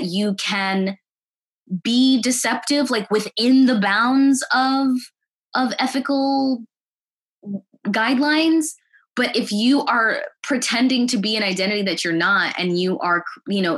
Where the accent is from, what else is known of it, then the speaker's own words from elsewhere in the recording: United States; also born or lived in Missouri; born and raised in the United States. My family is from Zimbabwe